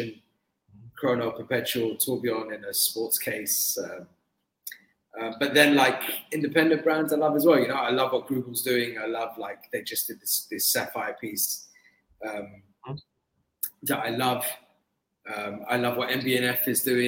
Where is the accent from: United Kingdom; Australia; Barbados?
United Kingdom; London; I grew up in London, I was born in London and I lived a lot of my life in London